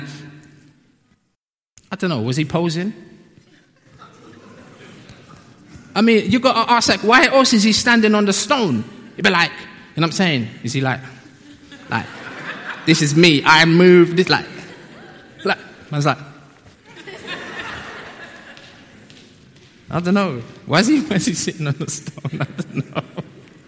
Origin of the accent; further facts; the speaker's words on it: London, United Kingdom; also born or lived in Peckham; I'm from South